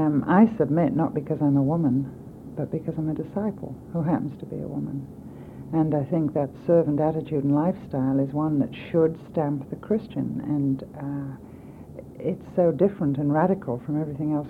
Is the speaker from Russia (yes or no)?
no; England, United Kingdom; moved away as an adult; now in United States; I was brought up in England, in Europe